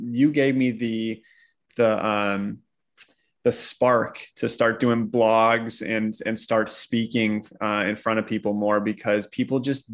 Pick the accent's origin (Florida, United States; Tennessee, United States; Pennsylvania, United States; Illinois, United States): Illinois, United States; Chicago; moved away; also born or lived in Orange County; I'm originally from Chicago